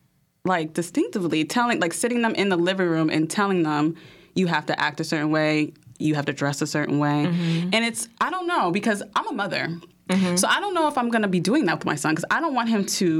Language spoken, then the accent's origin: English; Piscataway, New Jersey, United States; also born or lived in New York / Panama; growing up in Piscataway, as a girl, their little girl